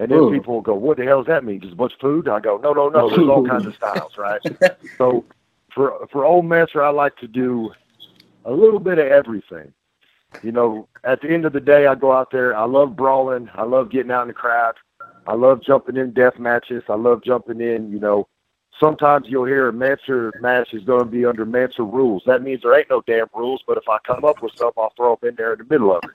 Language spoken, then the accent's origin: English; Tennessee, United States; I'm from Tennessee